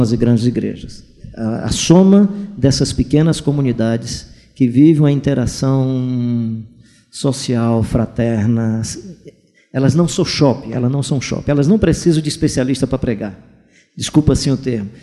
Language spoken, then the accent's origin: Portuguese; Brazil; como brasileiro